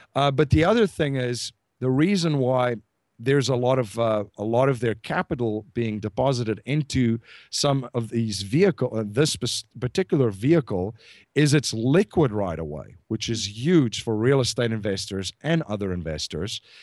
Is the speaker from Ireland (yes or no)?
no; South Africa; I'm from South Africa